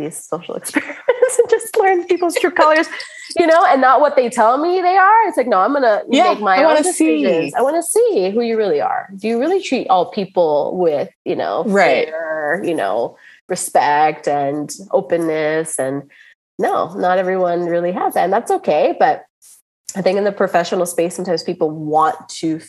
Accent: United States; as a American born, my parents are, you know, of Cuban descent

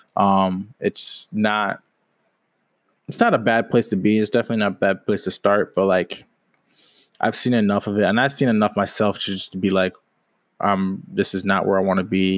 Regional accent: Washington, United States; moved away as an adult; now in Jacksonville, United States; I'm from Washington State, currently living in Jacksonville, Florida.

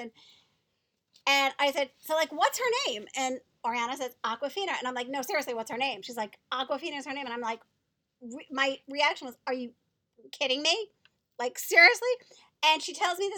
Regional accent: New York, United States; I'm a New Yorker

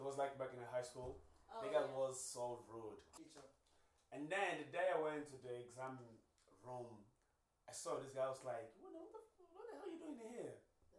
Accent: Cape Town, Western Cape, South Africa; moved away; I'm South African, man.

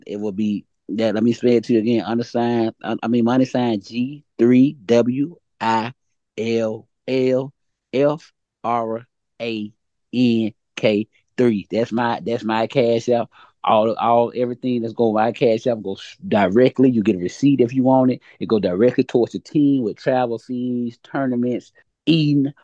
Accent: Montgomery, Alabama, United States; also born or lived in Atlanta, Georgia; I'm from Montgomery. I moved to Atlanta last year and came back to Montgomery

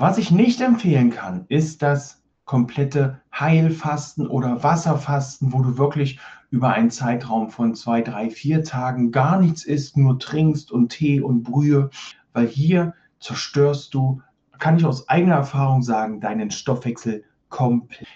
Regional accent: East Germany, Germany; ich bin in der DDR groß geworden

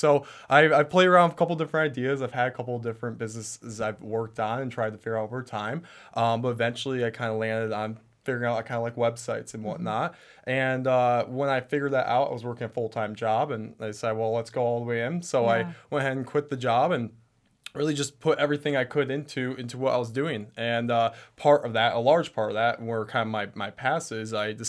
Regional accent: Traverse City, Michigan, United States; I come from Traverse City, Michigan, which is kind of a small town, but even then I went to an even smaller school.

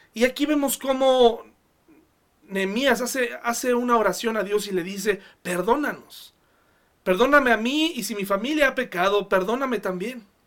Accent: Mexico; como sociedad mexicana

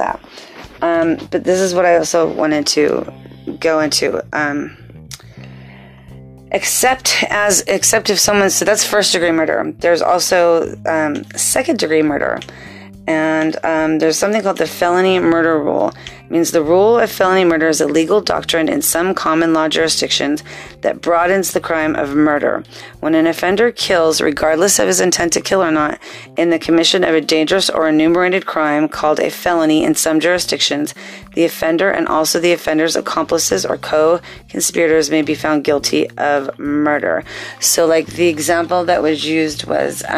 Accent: Torrance, California, United States; growing up in Torrance, which is a city located in a part of Los Angeles County known as the South Bay

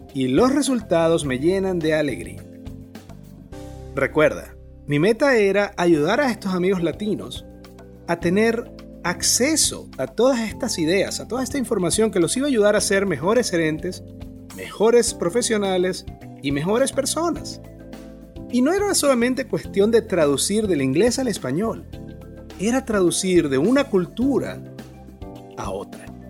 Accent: Maracaibo, Zulia, Venezuela; moved away as an adult; now in Bonaire; En el 2011 emigré de Maracaibo, Venezuela, a Bonaire, una pequeña isla en el Caribe holandés

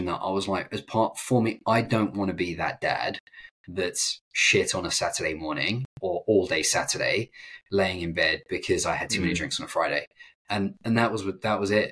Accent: England, United Kingdom; moved away

